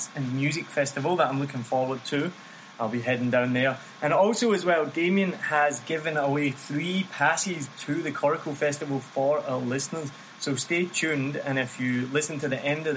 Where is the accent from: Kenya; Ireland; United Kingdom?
United Kingdom; Glasgow, Scotland; moved away as an adult; now in Vietnam; I'm from Glasgow, and as you probably know, Glasgow is like a live music city.